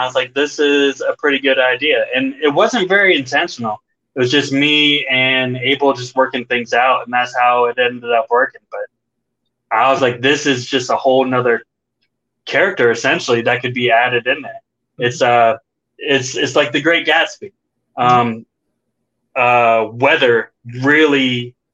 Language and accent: English; United States; I am from America and I speak English